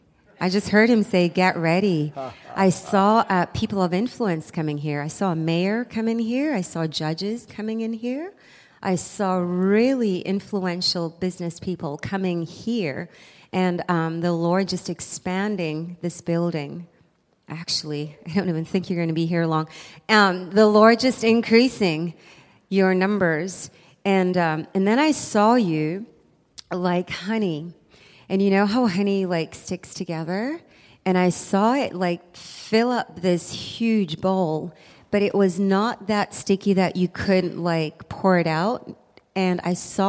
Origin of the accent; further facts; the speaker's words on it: South Africa; moved away; I'm from South Africa